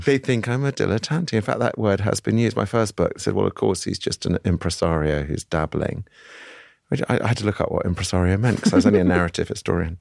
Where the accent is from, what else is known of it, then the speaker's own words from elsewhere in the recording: United Kingdom; I'm a Brit